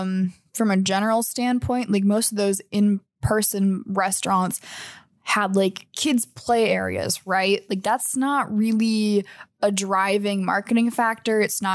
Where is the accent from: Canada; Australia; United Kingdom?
Canada; Okay, never mind. And that's on being Canadian.